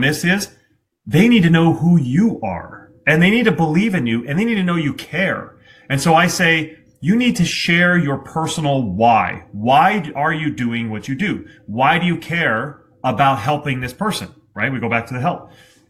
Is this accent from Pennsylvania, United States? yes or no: no; Vermont, United States; I'm from Vermont.